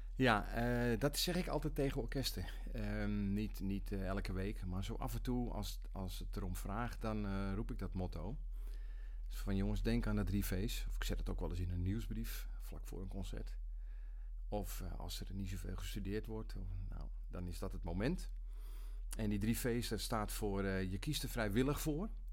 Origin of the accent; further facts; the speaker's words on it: Nigtevecht, Utrecht, Netherlands; now in Almere, Netherlands; ik kom uit Nichtenvecht. Een eh, eh, dorpje langs de vecht tussen, eh, tussen Weesp en Vreeland in. En daar ehm, heb ik vanaf mijn, geboorte gewoond